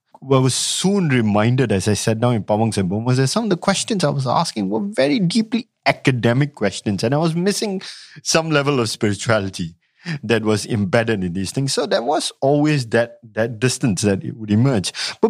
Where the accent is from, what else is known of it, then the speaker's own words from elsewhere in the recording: Malay Peninsula, Malaysia; also born or lived in Singapore; I grew up in the Malay Peninsula. I mean, I was born in Singapore.